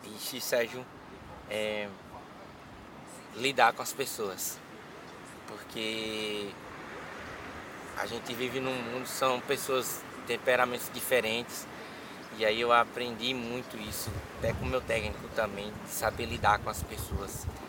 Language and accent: Portuguese; São Paulo, Brazil; now in Juazeiro, Brazil; Eu sou de Juazeiro. Só que eu fui morar em São Paulo assim que meu pai faleceu. E aí eu fui aos 4 anos de idade para lá e aí voltei para cá com uns 17